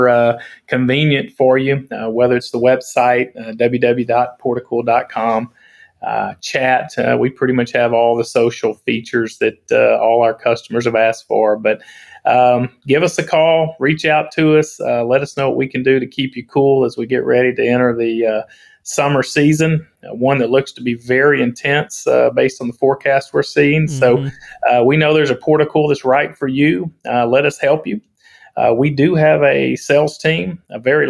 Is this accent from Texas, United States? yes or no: yes; Center, Texas, United States; I'm from Center Texas, as well as a lot of my colleagues. You know, we're from Center, and we're really proud to call it home